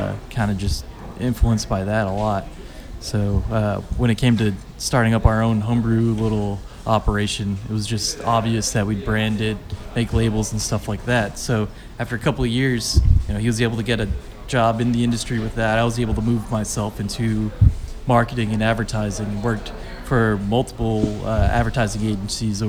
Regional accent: Massachusetts, United States; born or raised there; moved away as an adult; now in Asheville, United States

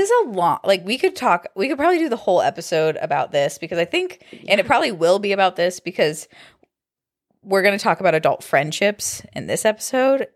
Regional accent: Kent, Ohio, United States; I grew up in Kent

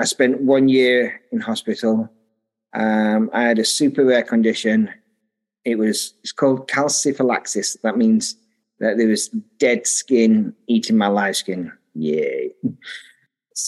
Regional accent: Sheffield, Yorkshire and the Humber, United Kingdom; moved away as an adult; also born or lived in Taiwan; now in Derby, United Kingdom; I grew up in Sheffield, which is a bit more north from where I am now.

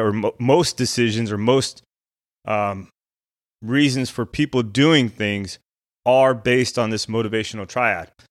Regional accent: Albuquerque, New Mexico, United States; I grew up in Albuquerque, New Mexico

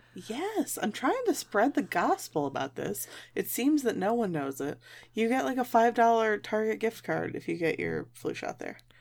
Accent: Michigan, United States; I grew up in Michigan.

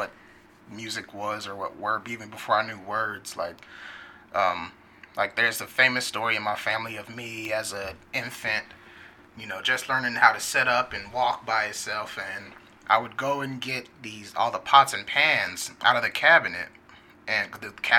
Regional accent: Wichita, Kansas, United States; also born or lived in Hayward, California / Fresno, California; I was born in Hayward, California, which is in the Bay, and then I moved to Fresno, California when I was one or two, and from there we moved to Wichita in 95 when I was 10 years old, and we were here ever since

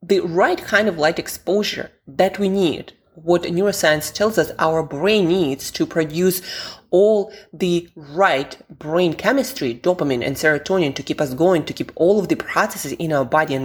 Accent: Siberia, Russia; moved away; also born or lived in London; I'm from Siberia, Russia originally, and I spent quite some time in London

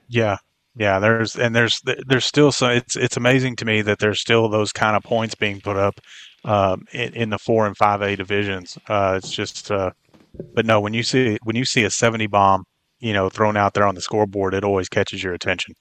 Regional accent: Brown County, Texas, United States; moved away; I grew up in Brown County. I was ten, ten miles down the road from Brownwood

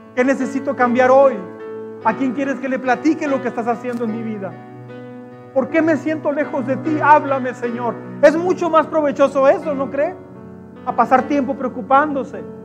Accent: Mexico; como mexicanos

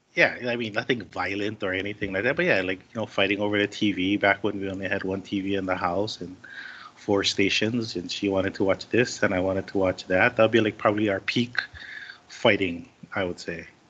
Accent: Waipahu, Hawaii, United States; also born or lived in Kauai; born and raised in Hawaii, still living here.

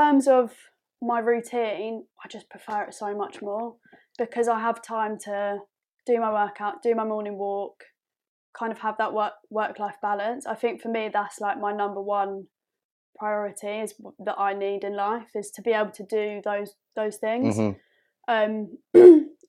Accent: Epsom, South East England, United Kingdom; especially where we grew up in Surrey in Epsom

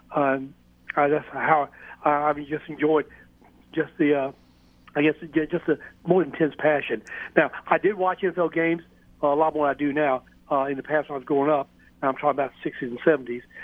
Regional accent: Mobile, Alabama, United States; I grew up in the Mobile area

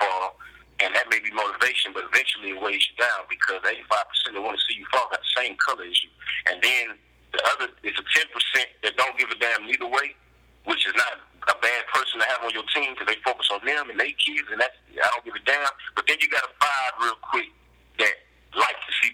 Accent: Gulfport, Mississippi, United States; I'm from Mississippi.

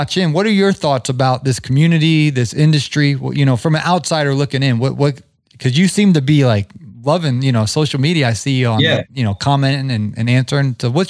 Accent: Canton, Ohio, United States; moved away; also born or lived in Atlanta; I grew up in Canton. And Sean and I didn't meet until after I lived in Atlanta

